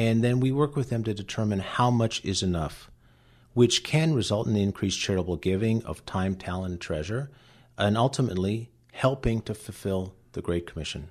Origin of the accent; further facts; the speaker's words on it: Cleveland, Ohio, United States; first language Latvian; English is a second language; Cleveland, Ohio, which is where I grew up in a very ethnic household in the Lutheran Church in Cleveland